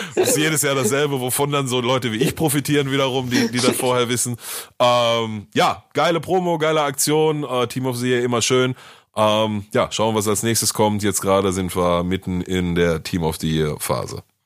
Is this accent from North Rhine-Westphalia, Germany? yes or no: yes; Essen, North Rhine-Westphalia, Germany; bei uns in Essen